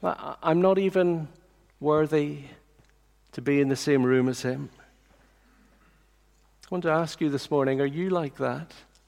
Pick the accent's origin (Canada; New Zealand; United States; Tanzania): Tanzania; I remember as a little boy growing up in Tanzania in East Africa, I remember the president of Tanzania once coming to visit the compound of houses where we lived.